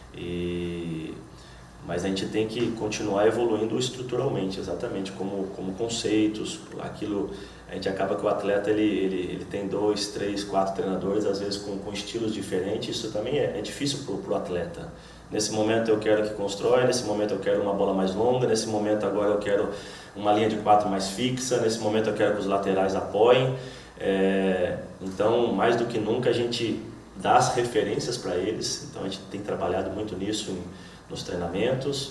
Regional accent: Estiva Gerbi, São Paulo, Brazil; moved away as an adult; now in Salvador, Brazil; sou do interior de São Paulo, uma cidade pequena de 10 mil habitantes, Estiva a Gerbe

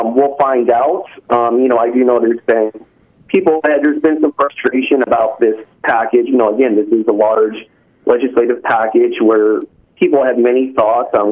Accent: California, United States; now in Alaska, United States; of course I come from California.

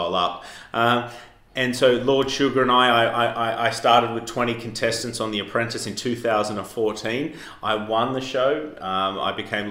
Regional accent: Armidale, New South Wales, Australia; accent: Australian; moved away as an adult; now in London, United Kingdom; I'm from Australia, as you can tell from my accent, and I started in the outback in Australia, a place called Armidale.

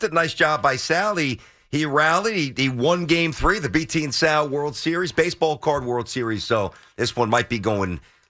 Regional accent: New York City, New York, United States; I'm from Brooklyn.

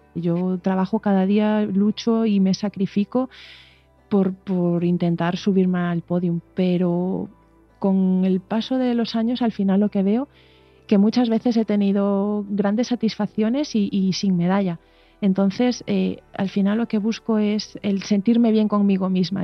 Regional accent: Aldán, Galicia, Spain; also born or lived in O Grove; yo gallega como soy, rodeada de, de mar, de Ogrove, de Aldán, que, yo nací en Aldán

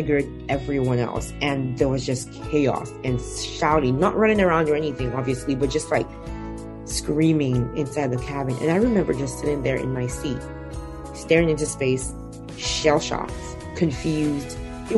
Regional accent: Nigeria; I grew up in Nigeria, which is where I was born and where I'm from.

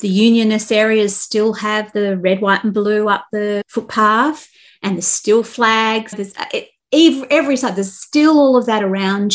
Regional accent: Australia; I come from Australia

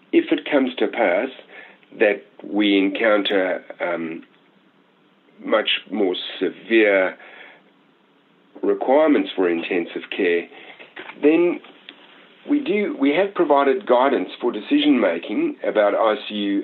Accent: Australia; we as an Australian community

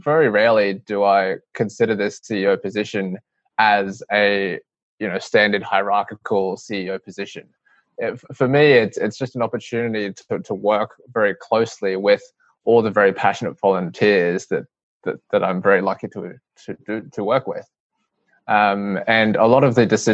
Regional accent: Brisbane, Queensland, Australia; I grew up in Brisbane, and my parents were migrants from Hong Kong. I was born in Brisbane.

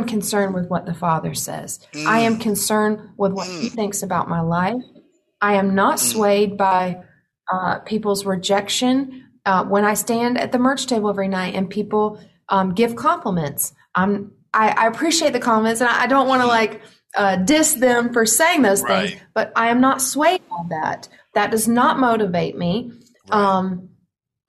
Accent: the Bible Belt, United States; me growing up in the Bible Belt, me growing up in a conservative family

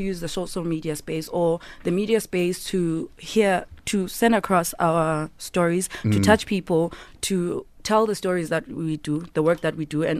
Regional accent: Eastern Cape, South Africa; now in Johannesburg, South Africa; And I'm from the Eastern Cape originally.

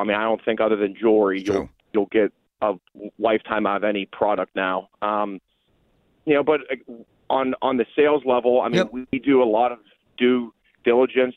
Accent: Newton, Iowa, United States; I grew up in Newton, Iowa, which is where Maytag was manufactured up until about 2003

